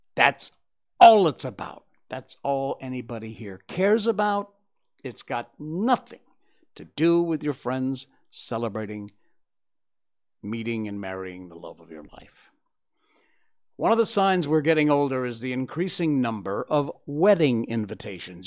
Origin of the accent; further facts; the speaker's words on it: Cornwall, Connecticut, United States; I grew up in Cornwall, Connecticut